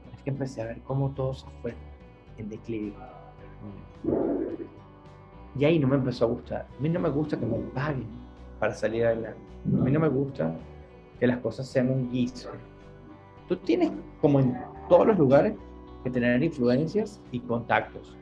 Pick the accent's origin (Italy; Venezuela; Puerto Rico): Venezuela; Caracas, Capital District; moved away as an adult; now in United States; yo me crié en Santa Mónica, en Caracas, Venezuela